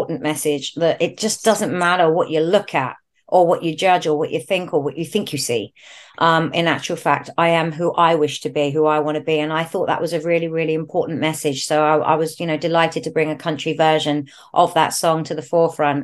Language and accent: English; London, United Kingdom; I come from North London, it's a scene that was really, really big in my area growing up